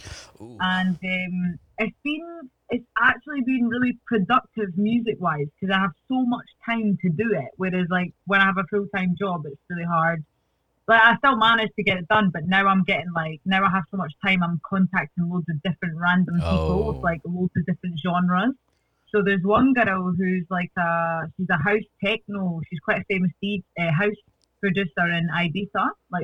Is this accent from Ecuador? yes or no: yes; Ecuador; born there; I was born in Ecuador. Because my parents met in Ecuador and I was born there, but I have a nationality. Ecuadorian, but I'm not actually Ecuadorian.